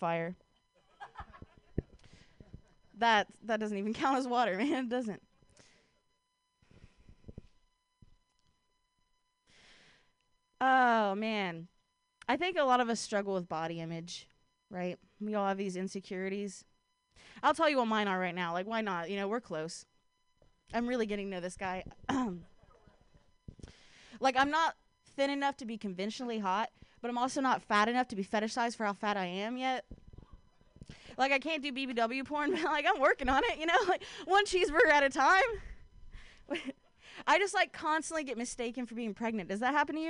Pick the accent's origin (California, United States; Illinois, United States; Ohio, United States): Ohio, United States; now in Bay Area, United States; I grew up in Ohio.